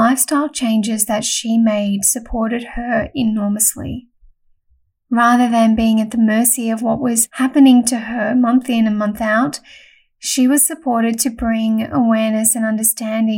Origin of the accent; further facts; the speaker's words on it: Melbourne, Victoria, Australia; originally from Melbourne, so that's my hometown too